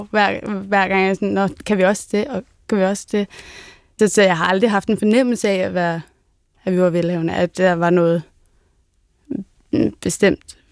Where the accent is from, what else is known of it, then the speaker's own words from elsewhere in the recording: Hedehusene, Capital Region of Denmark, Denmark; Altså, jeg er jo bare fra Hedehusene, eller sådan, der er ikke noget fancy over noget som helst.